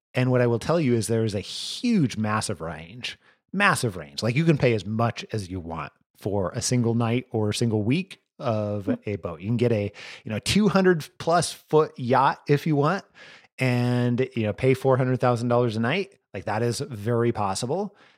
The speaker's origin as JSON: {"language": "English", "region": "Idaho", "country": "United States", "said": "you and I have talked where I'm from Northern Idaho, you know, and I'm no stranger to mountains, right?"}